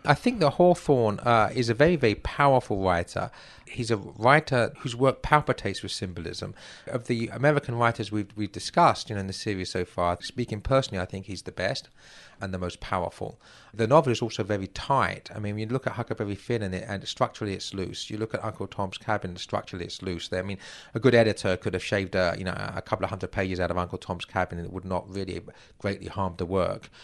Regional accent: England, United Kingdom; moved away as an adult; now in United States; as an Englishman

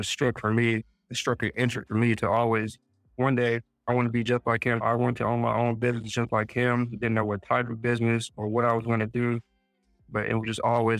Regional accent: Flowood, Mississippi, United States; also born or lived in Brandon, Mississippi; I was born and raised in Mississippi, Flowood to be exact, a little bit of Brandon. Both of my parents are from Mississippi

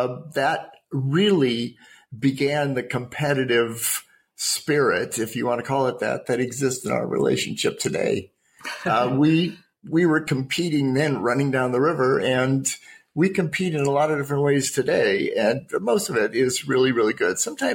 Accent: North Carolina, United States; born there; And I was born in North Carolina. My dad was a career Army officer. We moved about every 3 years

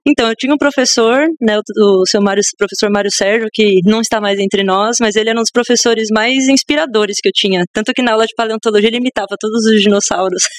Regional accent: São Paulo, Brazil; Sou paulista da Moca, meu. Zona Leste de São Paulo, na verdade, né? Mas praticamente moquense

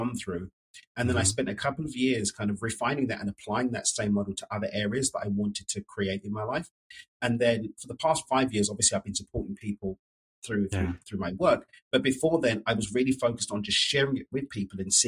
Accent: London, United Kingdom; moved away as an adult; now in Mexico; So I'm from East London in the UK, but I moved to Mexico back in 2018

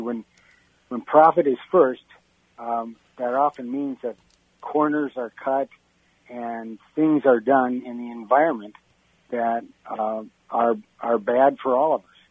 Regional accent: Wisconsin, United States; I'm from Wisconsin. I'm your, I'm your neighboring rival across the border.

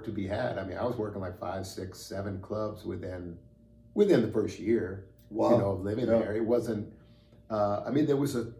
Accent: New York City, New York, United States; moved away as an adult; also born or lived in Chicago, Illinois / Indiana; now in Greencastle, Indiana, United States; I grew up in New York, then I moved to Indiana

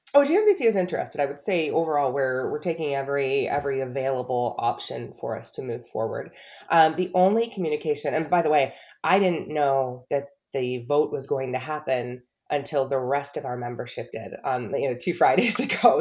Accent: Buffalo, New York, United States; moved away as an adult; now in Charlotte, United States; I was born in Buffalo, New York

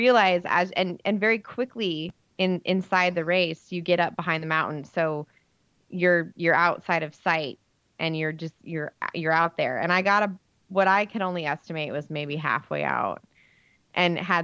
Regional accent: Nebraska, United States

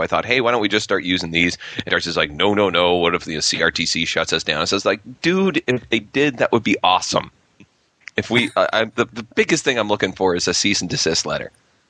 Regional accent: Gananoque, Ontario, Canada; I'm from Gananoque.

